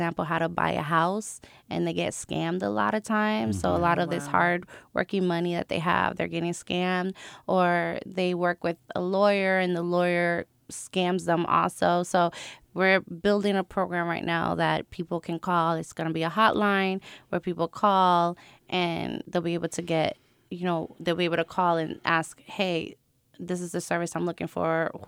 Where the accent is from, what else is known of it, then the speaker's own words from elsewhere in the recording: Long Beach, California, United States; born there; I'm a Navy brat. My parents are Puerto Rican. I was born in Long Beach, California. If you ask me where I'm from, I'm going to tell you Puerto Rico.